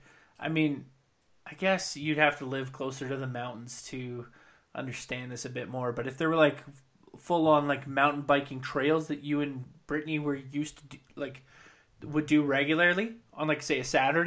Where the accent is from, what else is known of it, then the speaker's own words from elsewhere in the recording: British Columbia, Canada; See, whereas like growing up in Central BC